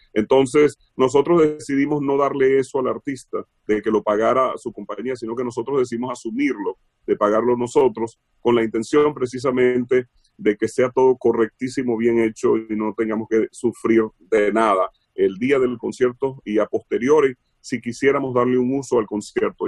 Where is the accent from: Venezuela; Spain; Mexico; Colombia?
Venezuela; moved away as an adult; now in Los Angeles, United States; Trabajé mucho en estaciones de radio en Venezuela, fui asesor de compañías allá de radio, muy jovencito, ¿no? A los 15, 16. Yo salí de Venezuela como a los 20